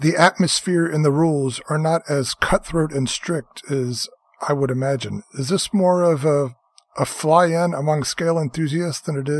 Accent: Florida, United States; now in Buffalo, United States; I grew up in Florida

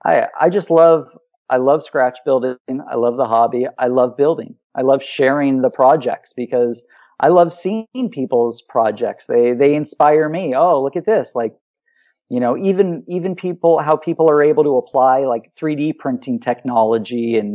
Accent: Los Angeles, California, United States; now in Ohio, United States; I'm from Los Angeles, where we used to fly year-round.

